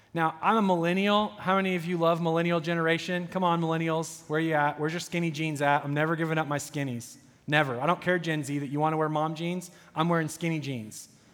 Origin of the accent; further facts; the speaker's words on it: United States; as an American coming from opulence